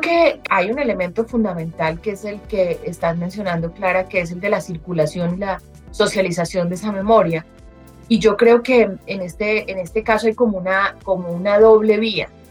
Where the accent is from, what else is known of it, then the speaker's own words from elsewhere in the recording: Colombia; como colombianos